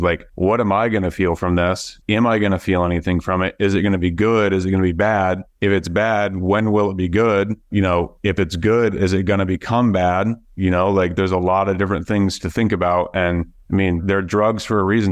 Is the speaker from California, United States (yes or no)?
no; Iowa, United States; moved away as an adult; now in Florida, United States; we grew up there in Iowa